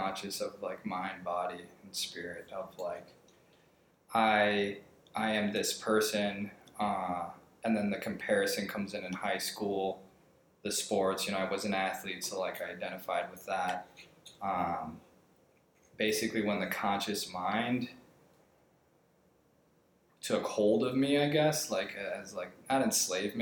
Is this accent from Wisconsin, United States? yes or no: yes; Kenosha, Wisconsin, United States; moved away as an adult; now in Prescott, United States; from Kenosha, Wisconsin, and I grew up in an entrepreneurship household